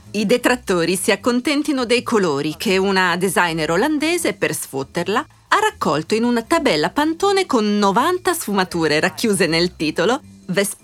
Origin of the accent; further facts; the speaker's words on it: Brenner, Trentino-Alto Adige, Italy; perché io vengo dal Brennero.